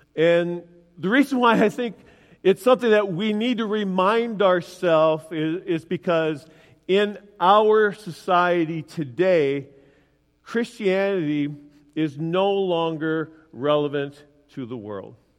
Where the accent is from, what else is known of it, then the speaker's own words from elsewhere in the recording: Willmar, United States; in my hometown, Wilmer, when I grow, grew up